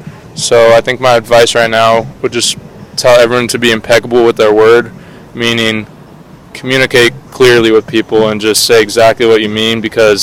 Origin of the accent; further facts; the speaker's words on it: Palos Verdes, California, United States; I'm from Palos Verdes, which is like a beach city outside of Los Angeles.